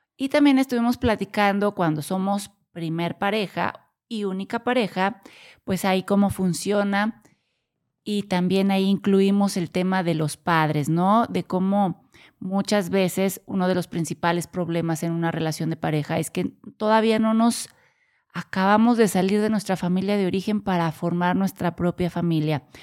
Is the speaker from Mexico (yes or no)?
yes; Mexico; also born or lived in Corregidora, Querétaro; Somos de México y vivimos en, Querétaro, corregidora Querétaro.